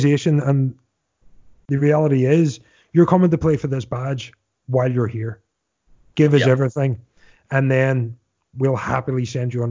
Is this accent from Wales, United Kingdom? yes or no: no; Scotland, United Kingdom; as a Scotsman